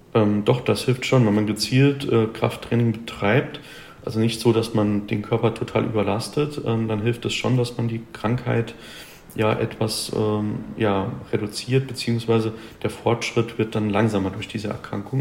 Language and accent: German; Germany; bei uns in Deutschland